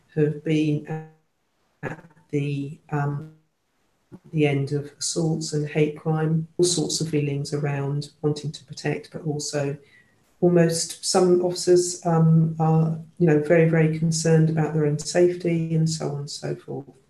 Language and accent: English; London, United Kingdom; I was born and brought up in London